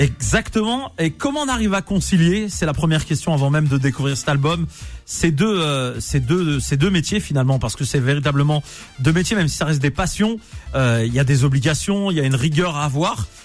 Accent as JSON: {"language": "French", "town": "Nantes", "region": "Pays de la Loire", "country": "France", "said": "je suis supporter du FC Nantes à la base parce que je suis nantais"}